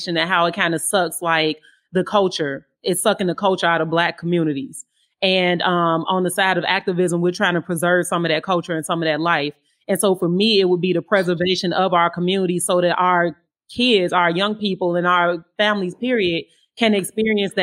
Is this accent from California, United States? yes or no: yes; Inglewood, California, United States; growing up in Inglewood, we would hear gunshots and we would keep playing